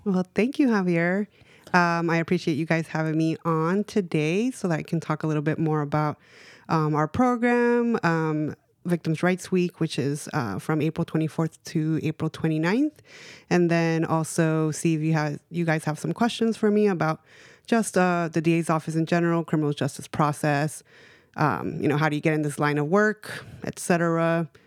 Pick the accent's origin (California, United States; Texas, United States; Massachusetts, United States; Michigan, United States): California, United States; Los Angeles; moved away; also born or lived in Bay Area; I grew up in East L